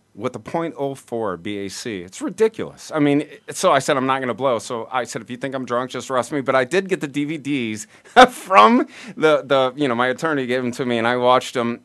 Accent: Peoria, Illinois, United States; Peoria, Illinois, where okay. we're from

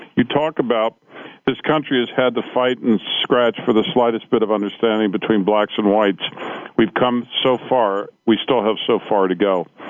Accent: Cincinnati, Ohio, United States; I grew up in Cincinnati

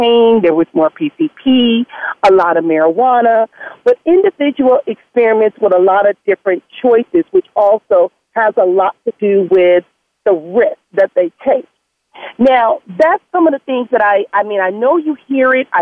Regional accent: Compton, California, United States; growing up in Compton

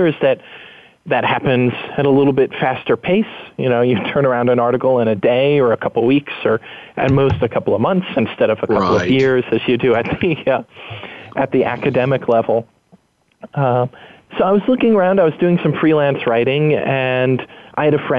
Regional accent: New York, United States; moved away as an adult; now in San Francisco, United States; I moved from New York, which is where I grew up, to San Francisco, which is where I live now.

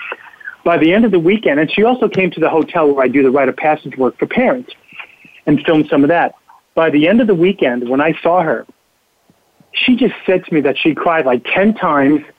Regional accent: New York City, New York, United States; I grew up in New York City in the 50s, and everybody was a mentor

